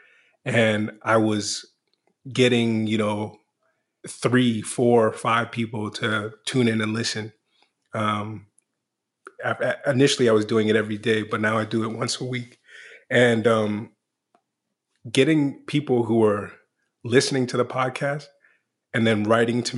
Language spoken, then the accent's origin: English; Washington, District of Columbia, United States; I was born in Washington, D.C.